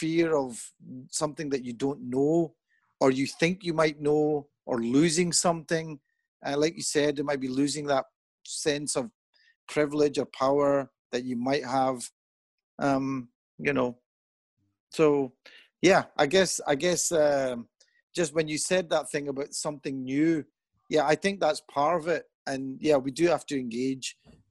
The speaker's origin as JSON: {"language": "English", "country": "Pakistan", "also_born_or_lived": "England", "moved": "yes", "said": "I'm Pakistani."}